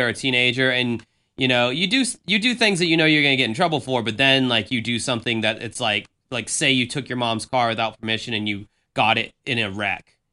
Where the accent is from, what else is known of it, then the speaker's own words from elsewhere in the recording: the South, United States; I grew up in the South